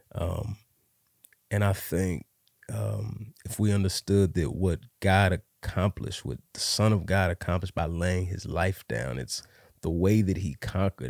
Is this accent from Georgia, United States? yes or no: no; Dallas, Texas, United States; I grew up here in Dallas